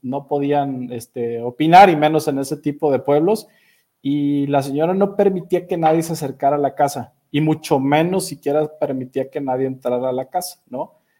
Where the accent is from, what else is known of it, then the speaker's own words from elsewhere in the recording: Mexico City, Mexico; moved away; Yo todavía soy de los que dice DF